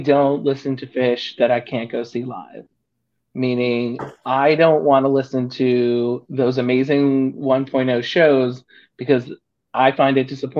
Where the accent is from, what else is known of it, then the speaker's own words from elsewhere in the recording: Northeast, United States; You know, I'm from the Northeast.